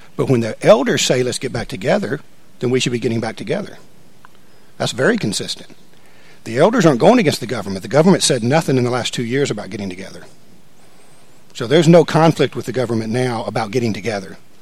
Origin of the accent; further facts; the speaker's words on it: United States; I'm an American